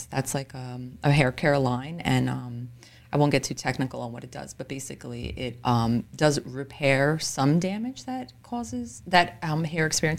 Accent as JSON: {"language": "English", "town": "Elizabeth", "region": "New Jersey", "country": "United States", "tie": "born or raised there", "said": "I was born and raised in Elizabeth, grew up there my whole life pretty much."}